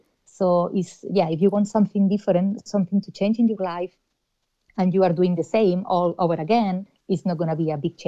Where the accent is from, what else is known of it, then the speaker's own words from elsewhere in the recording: Spain; moved away as an adult; now in Ireland; I'm originally from Spain